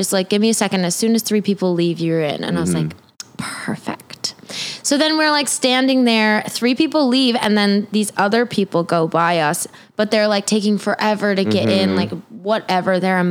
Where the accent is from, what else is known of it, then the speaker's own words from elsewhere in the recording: Montana, United States; well, we're from Montana.